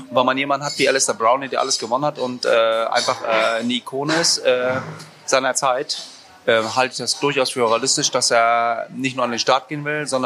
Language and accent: German; Rostock, Mecklenburg-Vorpommern, Germany; Also ich bin äh, in Rostock aufgewachsen und äh, bin, äh, bin, bin, bin äh, wohnhaft im Norden